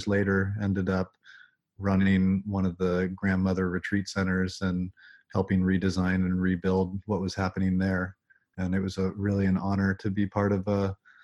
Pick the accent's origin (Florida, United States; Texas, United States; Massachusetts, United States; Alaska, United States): Alaska, United States; moved away as an adult; also born or lived in Bay Area, California / Big Sur, California; growing up in Alaska, there was this sense of reverence for the raw power of nature.